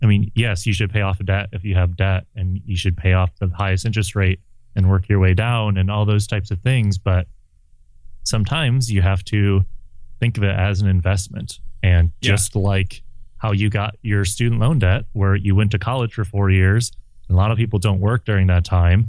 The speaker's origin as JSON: {"language": "English", "region": "Midwest", "country": "United States", "tie": "born or raised there", "also_born_or_lived": "West Coast / Southwest Coast", "moved": "yes", "said": "I grew up in the Midwest, and I moved to the West Coast, and then to the Southwest Coast"}